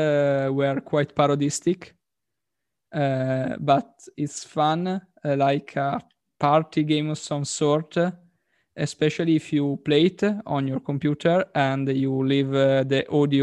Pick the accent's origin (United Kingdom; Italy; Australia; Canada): Italy